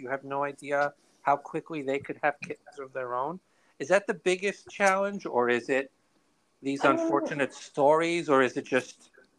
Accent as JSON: {"language": "English", "town": "New York City", "region": "New York", "country": "United States", "said": "I'm from Brooklyn."}